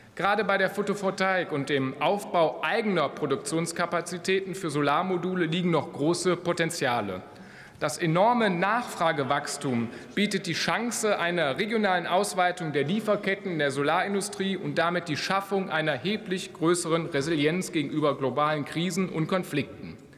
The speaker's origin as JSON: {"language": "German", "area": "Rhein-Kreis Neuss", "region": "North Rhine-Westphalia", "country": "Germany", "tie": "born or raised there", "said": "meine Heimat, der Rheinkreis Neuss, mitten im rheinischen Revier."}